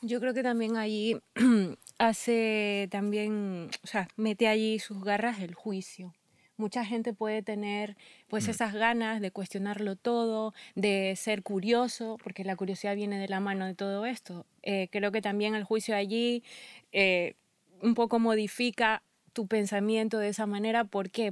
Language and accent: Spanish; Ecuador; moved away; soy ecuatoriana